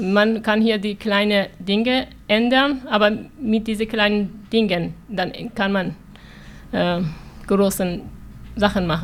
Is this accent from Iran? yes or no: yes; Iran; German is a second language; moved away as an adult; now in Germany; Ja, äh, ich komme aus dem Iran. Mit neun Jahren habe ich die islamische Revolution erlebt. Dann musste ich acht Jahre Krieg, Bombardierung, Raketenschüsse erleben. Ich bin als Flüchtlinge nach Deutschland gekommen.